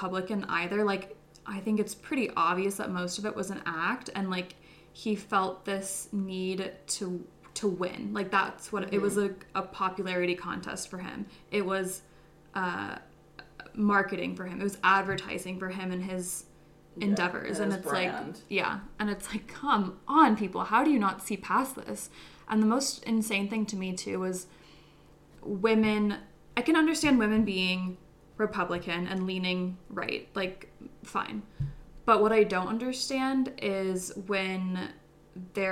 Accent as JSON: {"language": "English", "country": "United States", "said": "I was American"}